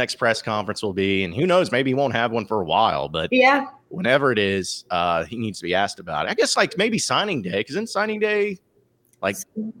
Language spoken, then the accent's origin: English; Arkansas, United States; if I've gone outside the state and I tell people if I'm from Arkansas, they're like, well, you don't have an accent.